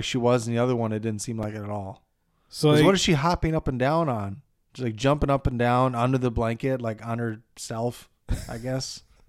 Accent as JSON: {"language": "English", "region": "Minnesota", "country": "United States", "said": "We're from Minnesota."}